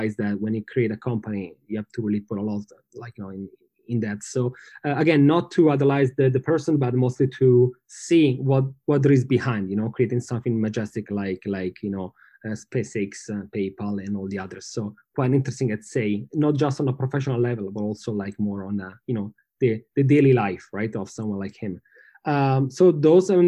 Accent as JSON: {"language": "English", "town": "Milan", "region": "Lombardy", "country": "Italy", "said": "I'm from Milano"}